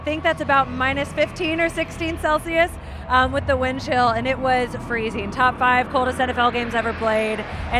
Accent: Kansas City, Missouri, United States; now in London, United Kingdom; I'm from Kansas City

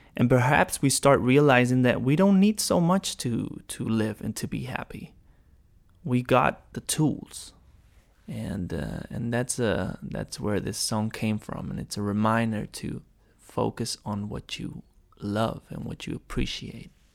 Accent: Barcelona, Catalonia, Spain; I came back home to Barcelona

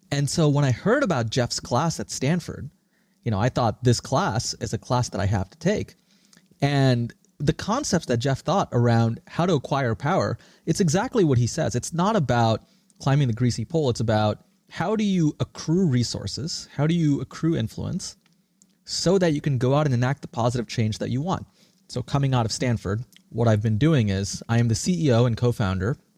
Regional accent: Singapore; also born or lived in India; now in United States; And tracing back my roots, I was born in India, I grew up in Singapore, and I came to the US 20 years ago, much like many immigrants do.

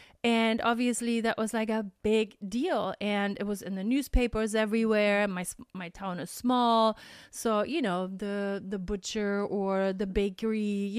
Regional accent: Germany; English is a second language; And yes, we're potato heads from Germany, so we have different kind of potatoes.

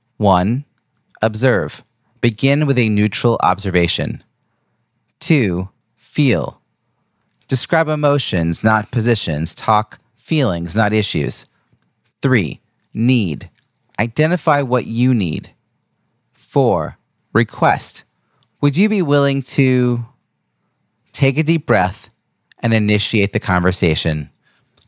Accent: Long Island, New York, United States; my hometown area of Long Island, New York

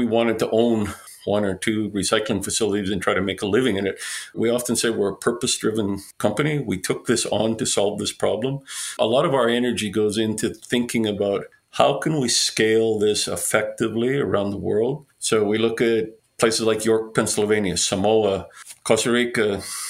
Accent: Canada; I'm a Canadian

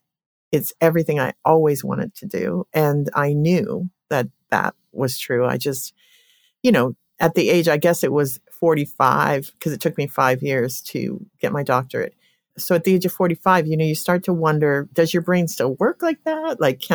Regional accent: Colorado, United States; I grew up in Colorado and coming out of a family, seven siblings.

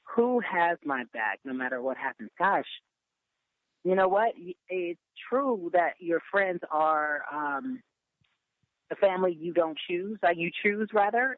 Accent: Pasadena, California, United States; also born or lived in Inglewood, California; I grew up in Pasadena, born in Inglewood, but grew up in Pasadena

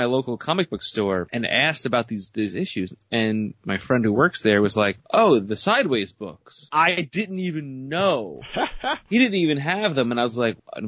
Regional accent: New York, United States; growing up in New York

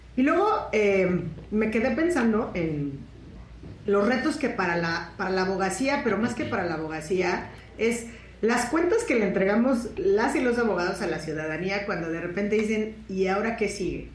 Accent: Mexico; como abogada, como persona, como mexicana, como profesora de derecho

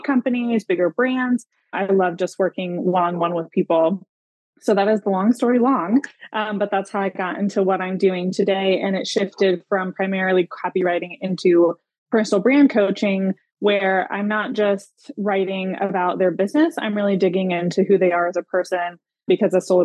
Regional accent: Greenville, South Carolina, United States; my hometown in Greenville, South Carolina

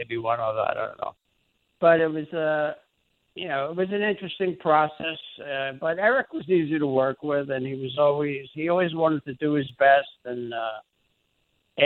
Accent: New York City, New York, United States; we grew up in the Bronx together

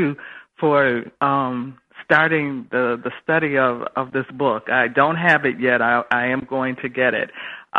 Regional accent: Buffalo, New York, United States; I'm from Buffalo, New York.

